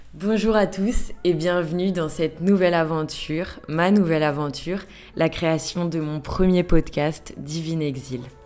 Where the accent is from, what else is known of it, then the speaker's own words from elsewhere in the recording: France; moved away as an adult; now in Melbourne, Australia; j'ai quitté la France il y a maintenant deux mois pour l'Australie